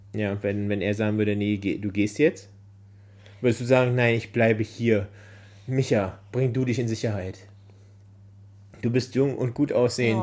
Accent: Berlin, Germany; Als gebürtiger Berliner

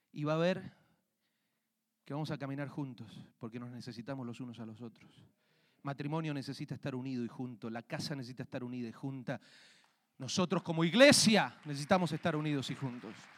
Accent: Argentina; now in Colorado, United States; yo crecí en Argentina, vivíamos en una parte, en una finca

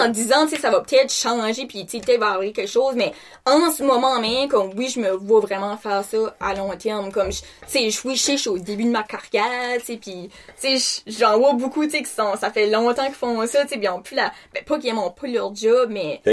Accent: Canada; j'ai 21 ans, puis je viens de Rebordville.

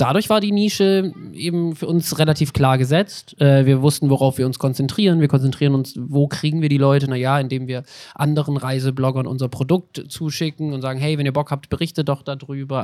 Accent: Swabia, Germany

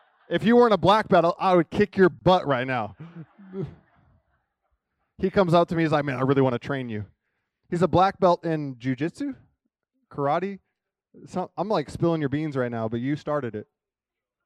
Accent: Kansas City, Missouri, United States; I'm from Kansas City

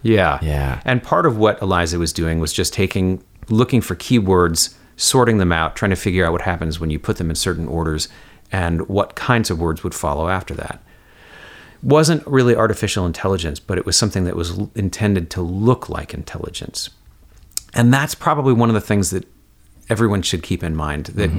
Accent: Woodstock, New York, United States; I grew up in Woodstock, New York, uh, right next to Kingston, New York

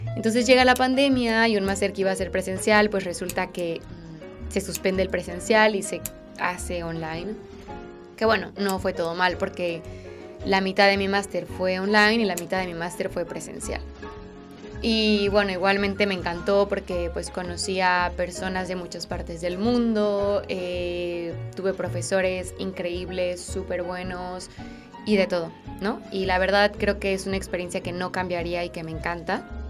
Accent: Mexico; moved away as an adult; now in Spain; vivo en España, soy mexicana

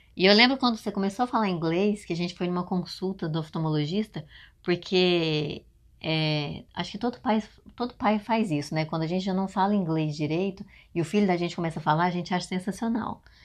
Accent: Brazil; first language Portuguese; moved away as an adult; now in United States; não acham que a gente é uhum. brasileiro

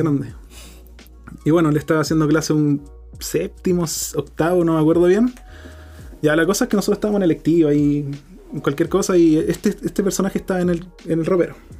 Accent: Chile; Nosotros somos chilenos de corazón

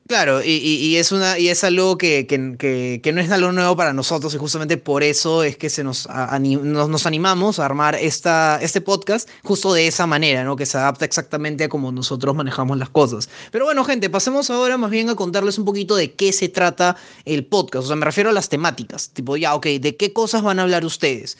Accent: Peru; soy acá de Perú

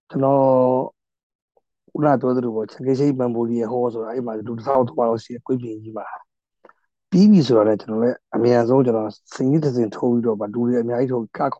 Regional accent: Myanmar; moved away as an adult; now in Taiwan

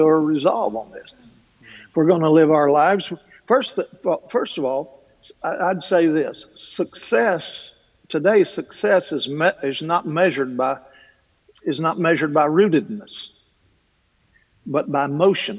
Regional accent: Kentucky, United States; I'm from Kentucky. I come from a long line of talkers

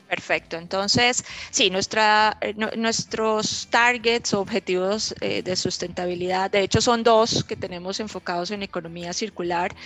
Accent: Colombia; siendo colombiana

